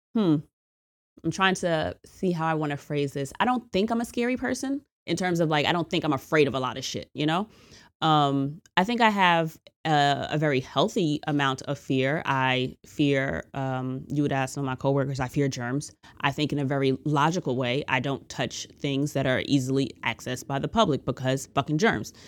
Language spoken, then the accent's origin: English; United States; as an American